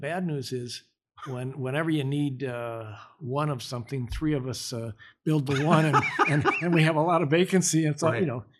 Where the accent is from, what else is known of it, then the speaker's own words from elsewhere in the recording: Michigan, United States; moved away as an adult; now in Dallas, United States; growing up in Michigan, as much as I love my home state, it was an auto state.